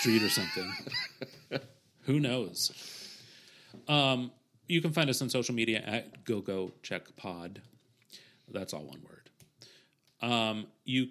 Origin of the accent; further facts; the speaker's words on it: Ohio, United States; I'm also from Ohio.